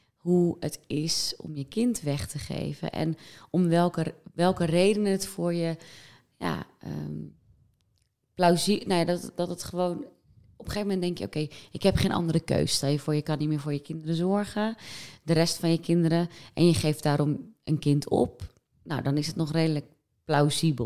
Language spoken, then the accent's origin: Dutch; West Friesland, North Holland, Netherlands; ik ben opgegroeid in West-Friesland